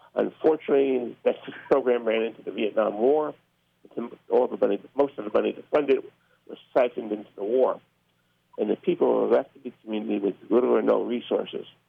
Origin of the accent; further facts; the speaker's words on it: Newark, New Jersey, United States; moved away as an adult; I grew up in Newark, New Jersey